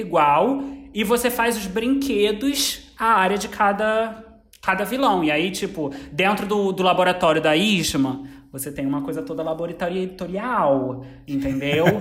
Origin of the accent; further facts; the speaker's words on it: Brazil; eu sou brasileiro